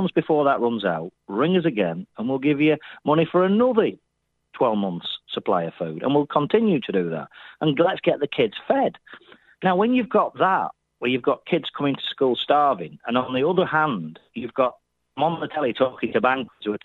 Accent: Burnley, North West England, United Kingdom; I'm from Burnley

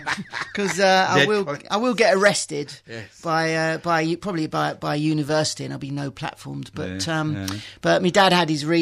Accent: London, United Kingdom; I was born in Dulwich.

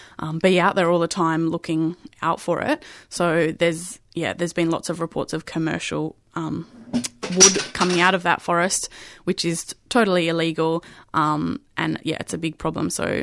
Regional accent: Swan Hill, Victoria, Australia; So I grew up in Swan Hill, which is up about 4 hours away from Melbourne on the Murray River.

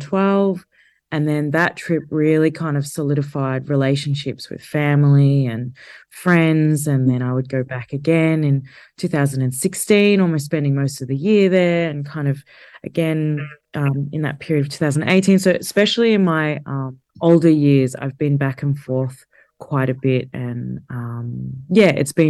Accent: Geelong, Victoria, Australia; I grew up in Geelong in like the very late 80s, early 90s

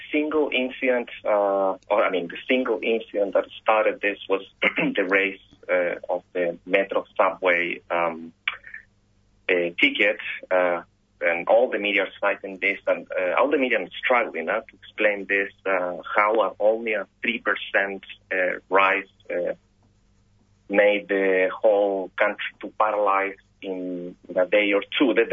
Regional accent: Chile; now in Australia; I'm Australian now, Chilean Australian

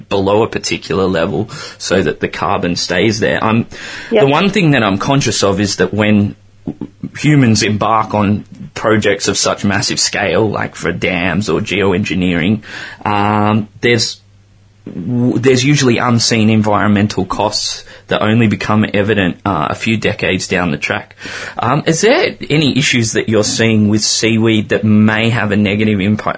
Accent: Sydney, New South Wales, Australia; moved away as an adult; now in Melbourne, Australia; I'm originally from Sydney, and when I arrived here about a year ago

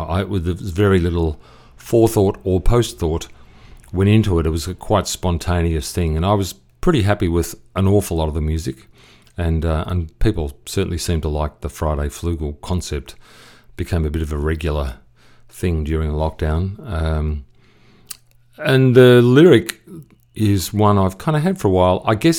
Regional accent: Broadmeadows, Victoria, Australia; I grew up out near Broadmeadows.

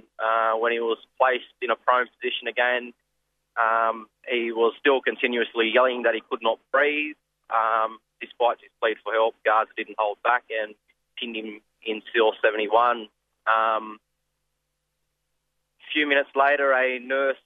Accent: Kempsey, New South Wales, Australia; I'm from Kempsey, Dungutty land

